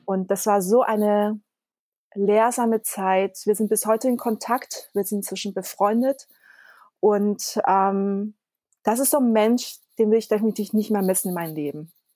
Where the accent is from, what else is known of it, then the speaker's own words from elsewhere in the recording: Konstanz, Baden-Württemberg, Germany; German is a second language; also born or lived in Taiwan; Ich bin ja in Konstanz und auf der Insel Reichenau aufgewachsen.